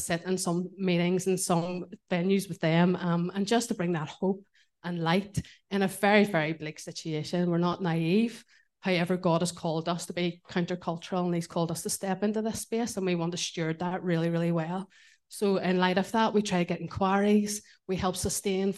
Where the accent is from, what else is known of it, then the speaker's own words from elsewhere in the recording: Belfast, Northern Ireland, United Kingdom; moved away as an adult; now in Portadown, United Kingdom; I'm really Belfast born and bred